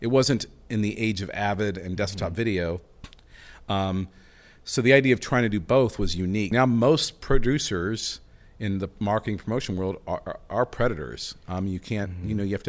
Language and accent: English; Norman, Oklahoma, United States; And I'm still not sure how we were kidnapped and landed and grew up and born and raised in Norman and Oklahoma.